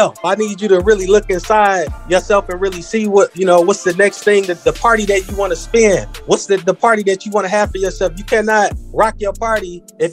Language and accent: English; Milwaukee, Wisconsin, United States; I'm from Wisconsin, and I grew up here.